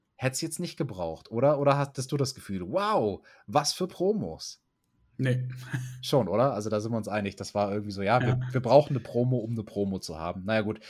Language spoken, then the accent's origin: German; Germany; bei uns in Deutschland